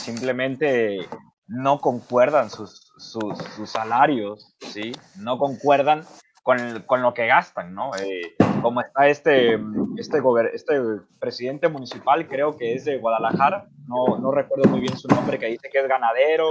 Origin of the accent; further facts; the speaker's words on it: Colombia; now in Mexico; yo que soy colombiano